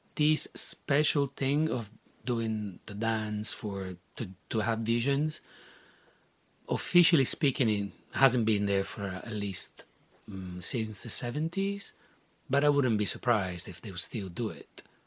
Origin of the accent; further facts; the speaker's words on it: Rome, Lazio, Italy; moved away as an adult; growing up in Rome, um, surrounded by mm, Catholic stuff everywhere